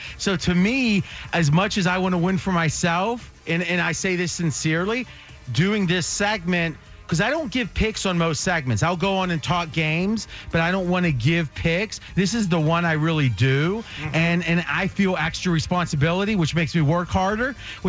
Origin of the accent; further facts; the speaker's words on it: Ohio, United States; Well, I grew up in Ohio